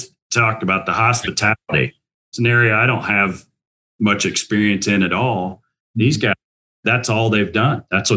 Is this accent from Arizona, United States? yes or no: no; Indiana, United States; I'm a proud Hoosier. I went to Indiana University and I grew up in Indiana